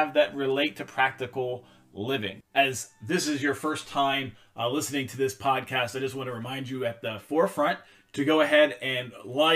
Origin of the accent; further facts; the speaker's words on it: Pennsylvania, United States; moved away as an adult; now in Vermont, United States; My family, we grew up going to a Methodist church in our hometown and in Pennsylvania. As some of you may know, some of you may not know, I'm originally from Pennsylvania